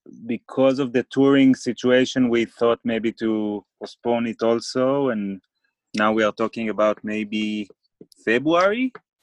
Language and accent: English; Even Yehuda, Central District, Israel; I'm from a place called Even Yehuda. it's closer to Tel Aviv, and it's boring.